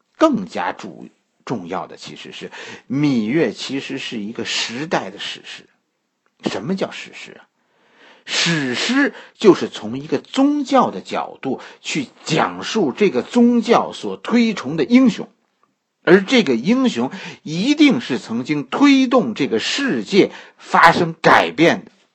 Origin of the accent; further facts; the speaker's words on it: China; 作为一个中国人